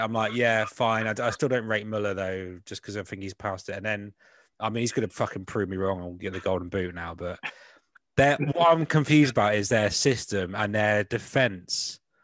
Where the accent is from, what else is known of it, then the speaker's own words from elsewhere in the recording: West Country, South West England, United Kingdom; accent: West Country; also born or lived in Scotland; grew up in England, obviously that's why I've got this awful West Country accent